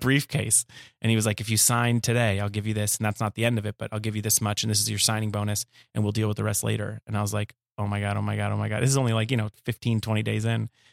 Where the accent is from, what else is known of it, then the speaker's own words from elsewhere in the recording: Los Angeles, California, United States; I grew up in Woodland Hills, California